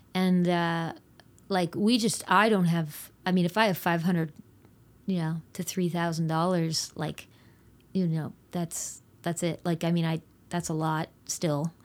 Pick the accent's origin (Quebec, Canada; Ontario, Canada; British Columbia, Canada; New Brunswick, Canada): New Brunswick, Canada; Fredericton, Rothesay; we moved from Fredericton to Rothsay